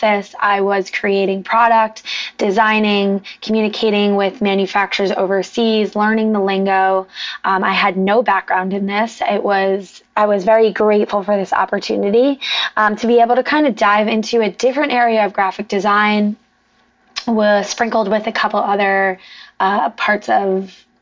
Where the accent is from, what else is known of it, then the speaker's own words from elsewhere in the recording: New Jersey, United States; moved away as an adult; also born or lived in New York City; now in South Florida, United States; I'm from New Jersey originally